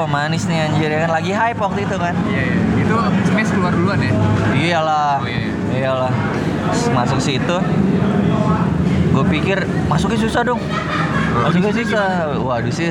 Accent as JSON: {"language": "Indonesian", "town": "Palembang", "region": "South Sumatra", "country": "Indonesia", "said": "sampai nelfon orang kampung kampung gue Palembang ya"}